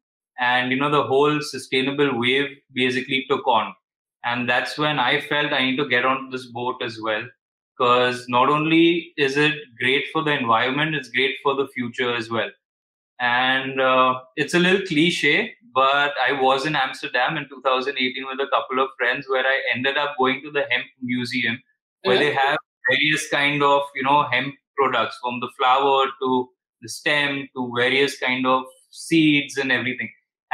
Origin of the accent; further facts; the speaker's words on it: Mumbai, Maharashtra, India; I'm basically 30 years old. … I'm from Mumbai, India.